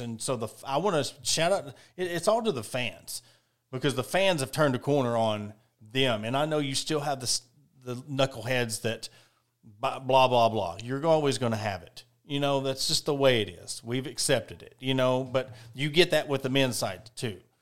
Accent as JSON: {"language": "English", "town": "Ozark", "region": "Arkansas", "country": "United States", "tie": "born or raised there", "said": "born and raised in Ozark, I'm an Ozark guy."}